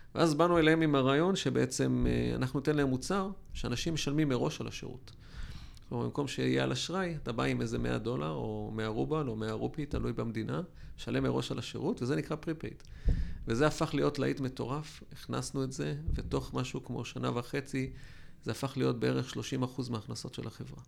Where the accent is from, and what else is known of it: Israel